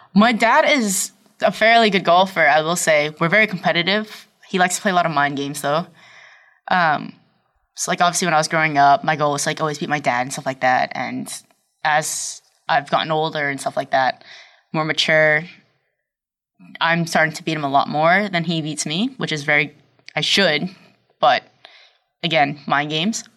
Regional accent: Brockton, Massachusetts, United States; also born or lived in Abington, Massachusetts; I was born in Brockton

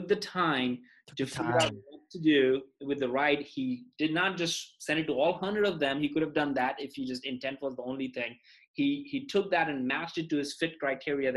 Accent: India; moved away; I was in a Boy Scouts equivalent growing up in India

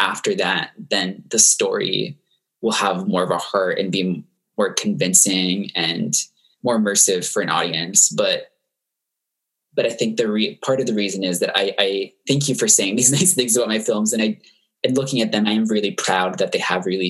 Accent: Florida, United States; I teamed up with a teacher at my local high school in my hometown in Florida

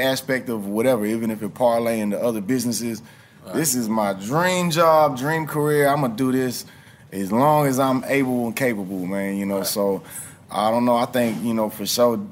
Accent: Houston, Texas, United States; growing up in Houston

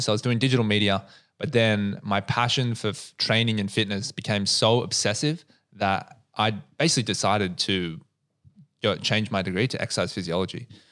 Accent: Australia; I grew up in the North Shore

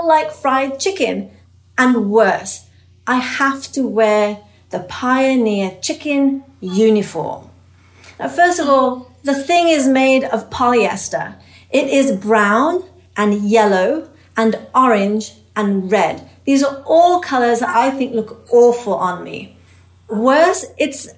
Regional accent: England, United Kingdom; moved away; I was an immigrant growing up in England

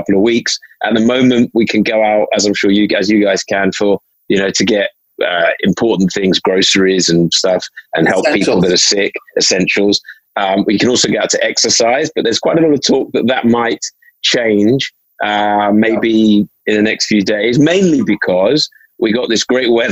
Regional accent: London, United Kingdom; So I grew up in North London, predominantly in an area around called Hampstead, which I've been in for most of my life now

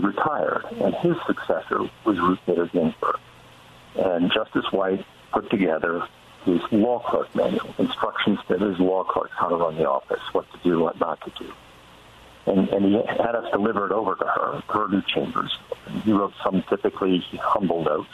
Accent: Colorado, United States; as a kid growing up in Colorado

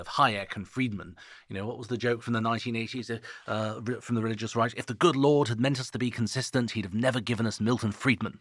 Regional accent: Switzerland; now in United Kingdom; I'm not British. I'm Swiss. I just live here.

